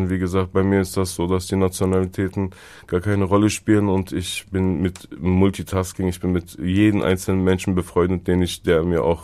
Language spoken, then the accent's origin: German; Herne, North Rhine-Westphalia, Germany; Äh, weil ich mein ganzes Leben hier in Deutschland verbracht habe, ist auch äh, Herne Pantringsdorf meine Heimat. Deutschland ist meine Heimat.